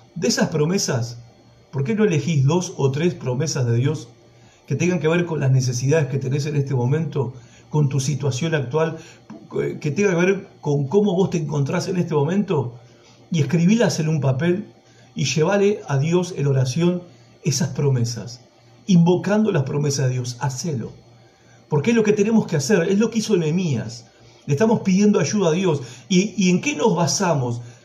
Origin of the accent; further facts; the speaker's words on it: Villa Madero, Buenos Aires Province, Argentina; allá en mi barrio de donde soy, en Villa Madero, provincia de Buenos Aires